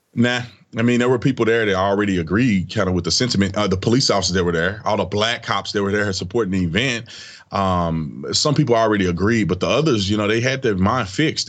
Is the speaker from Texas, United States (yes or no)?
yes; Fort Worth, Texas, United States; I grew up in Fort Worth, Texas